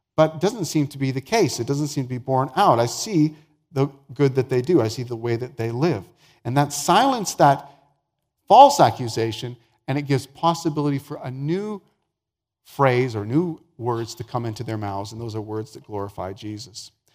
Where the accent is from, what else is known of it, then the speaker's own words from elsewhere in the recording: the Prairies, Canada; also born or lived in Vancouver, British Columbia; I was born and raised the first number of years of my life in Vancouver, and so that's my hometown. Uh, but I grew up mostly on the prairies